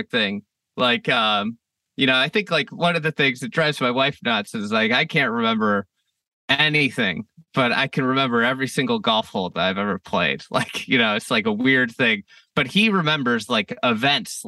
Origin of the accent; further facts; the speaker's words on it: Midwest, United States; moved away as an adult; also born or lived in Chicago; we're both from the Midwest